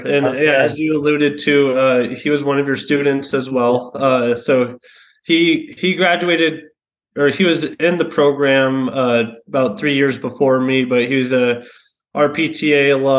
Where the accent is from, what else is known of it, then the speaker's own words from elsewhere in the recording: San Jose, California, United States; I was born and raised in San Jose, South San Jose specifically. Actually, kind of down the street from where my dad grew up.